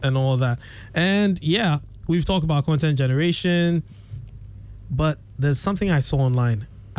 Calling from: Ghana; probably checked my IP, know that I'm coming from Ghana

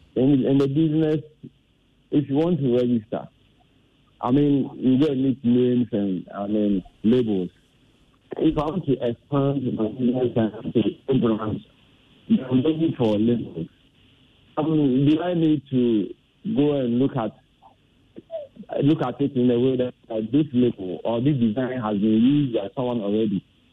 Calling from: Tema, Greater Accra, Ghana; I'm calling from Tema.

